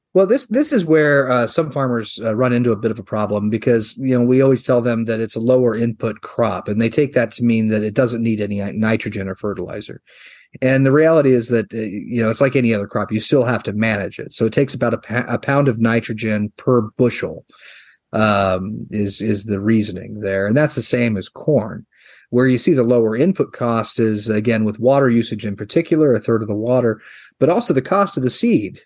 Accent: York, Nebraska, United States; my hometown uh, there in York, Nebraska

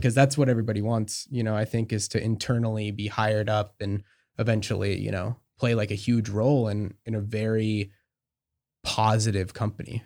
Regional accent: Marcola, Oregon, United States; I'm from Oregon. I grew up outside Eugene, in a s, in a small town called Marcola

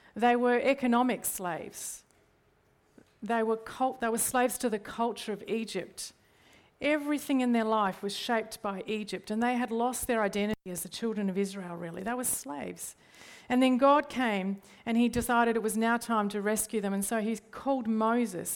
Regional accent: Australia; I default to things in Australian culture

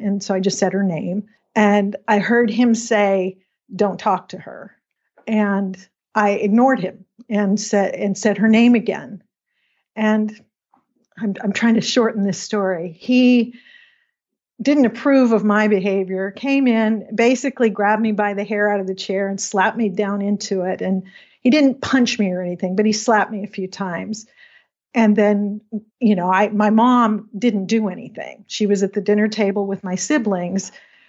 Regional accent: Washington, United States; also born or lived in Pacific Northwest; I grew up in Western Washington, kind of all over the Pacific Northwest.

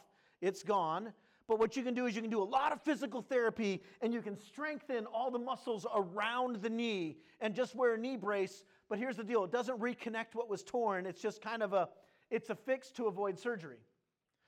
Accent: California, United States; moved away; also born or lived in Wisconsin / Maine / Minnesota; I grew up primarily in California. I had a few stints. One, I lived in Wisconsin when I was a little baby. Don't remember that. Lived in Maine for a couple years

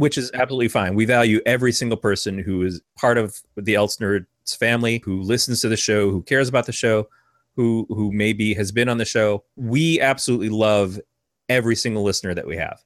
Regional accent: Michigan, United States; now in California, United States; I grew up in Michigan

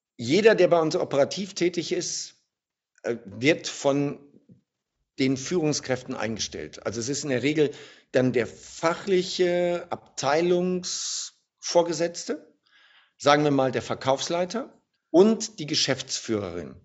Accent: Germany; Als Deutscher

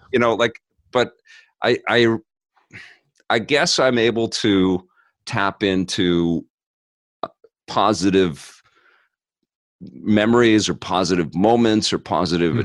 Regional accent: Vancouver, British Columbia, Canada; I grew up in Kits

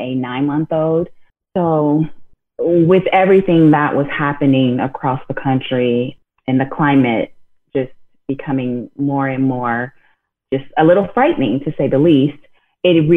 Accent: Inglewood, California, United States; growing up in Inglewood, California

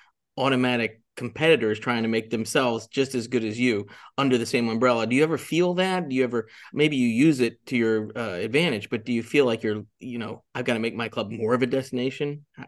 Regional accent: Jupiter, Florida, United States; But I grew up in Jupiter, Florida for a couple of years

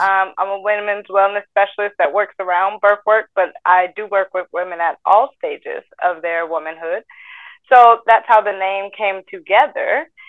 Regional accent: Atlanta, Georgia, United States

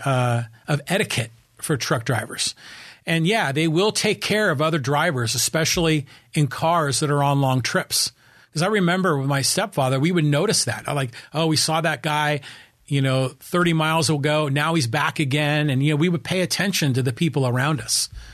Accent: Burlingame, California, United States; also born or lived in San Francisco; now in Poway, United States; born in San Francisco and I was raised in a town called Burlingame, which is, you know, on the San Francisco Peninsula

